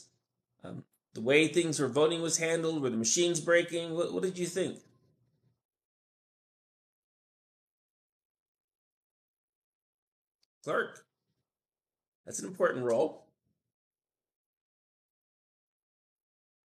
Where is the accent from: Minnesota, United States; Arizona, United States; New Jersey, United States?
Arizona, United States; moved away as an adult; also born or lived in Oregon / Washington / California / Portland, Oregon; now in Mexico City, Mexico; I was born and raised in Arizona